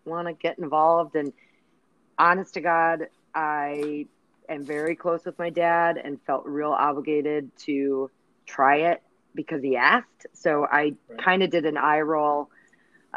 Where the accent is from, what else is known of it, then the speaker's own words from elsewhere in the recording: Chicago, Illinois, United States; Born, raised in Chicago, where I still live. I've never left